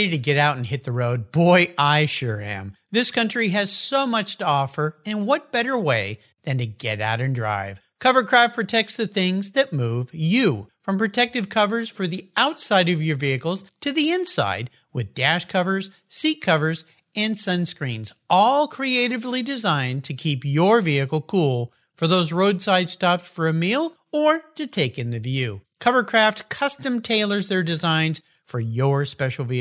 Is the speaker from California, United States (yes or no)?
yes; Southern California, United States; I grew up in Southern California in a house with a garage